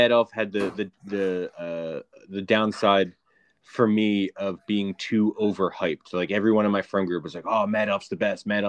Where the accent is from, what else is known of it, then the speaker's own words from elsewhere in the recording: Philadelphia, Pennsylvania, United States; Zach and I grew up in Northeast Philadelphia